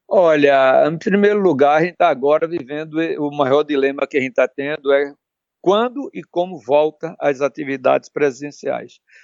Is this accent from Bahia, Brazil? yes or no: no; Pernambuco, Brazil; como pernambucano